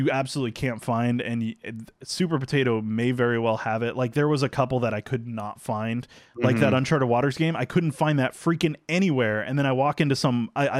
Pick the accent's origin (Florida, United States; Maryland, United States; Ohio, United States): Florida, United States; as a Florida man myself, the best stories from my home state, because I was born and raised here